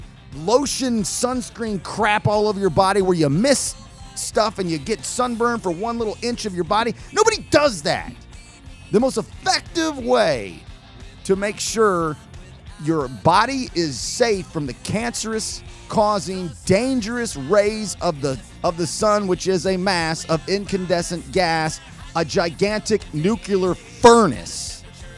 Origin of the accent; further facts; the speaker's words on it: United States; growing up in America